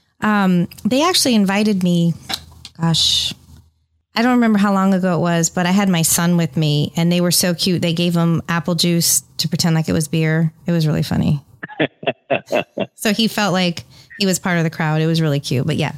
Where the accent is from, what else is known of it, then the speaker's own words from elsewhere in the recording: San Francisco, California, United States; now in Tampa, United States; being from the San Francisco Bay Area